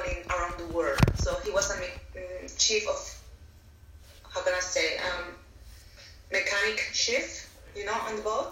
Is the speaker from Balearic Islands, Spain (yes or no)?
no; Valencia, Valencian Community, Spain; English is a second language; moved away as an adult; also born or lived in Barcelona, Spain / Netherlands; now in Sydney, Australia; I'm from Spain, from Valencia. And at the moment, I am based in Sydney, Australia